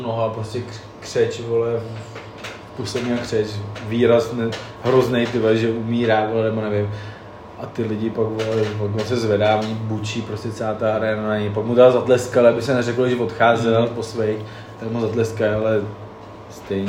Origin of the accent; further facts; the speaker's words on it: Plzeň, Plzeň Region, Czechia; moved away as an adult; now in Hradec Králové, Czech Republic; já jsem z Plzně